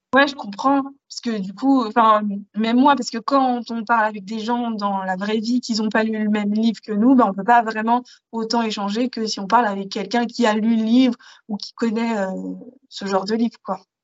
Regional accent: Paris region, Île-de-France, France; j'ai grandi en région parisienne, dans une petite ville perdue, dans une campagne

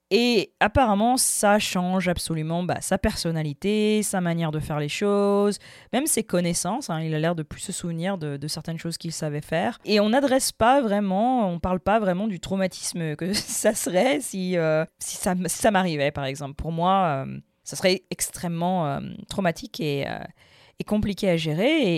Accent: France; j'ai grandi en France, ma mère est française

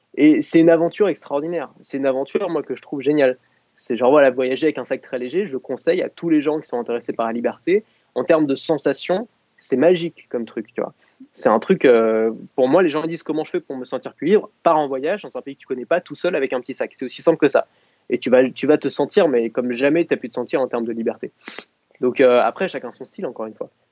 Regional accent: Paris, Île-de-France, France; je suis né à Paris

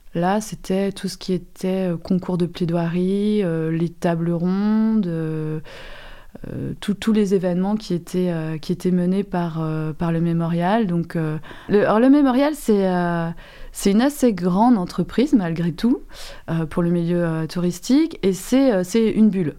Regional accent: Manche, Normandy, France; also born or lived in Caen; je suis de la Manche, j'étais à Caen

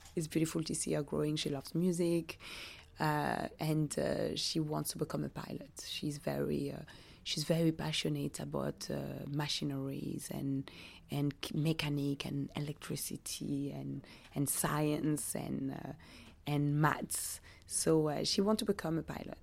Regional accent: Belgium; born or raised there; also born or lived in Democratic Republic of the Congo

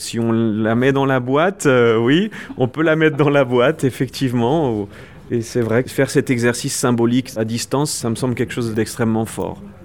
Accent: France; moved away as an adult; now in Mexico; je suis français, mais je vis au Mexique depuis 20 ans

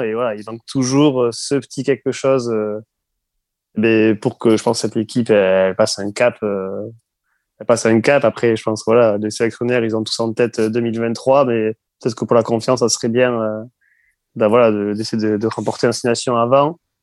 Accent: France; je suis français

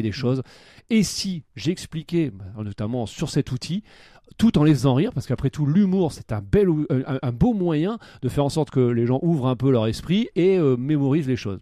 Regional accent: the North, Hauts-de-France, France; nous on est du Nord

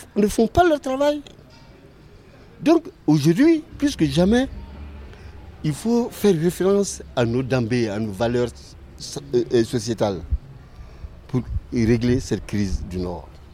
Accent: Mali; chez nous au Mali

